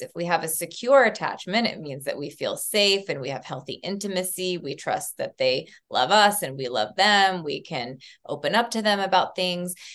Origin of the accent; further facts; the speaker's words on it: Southeast Tennessee, United States; moved away as an adult; also born or lived in Texas; I was growing up in Southeast Tennessee in a small town, very conservative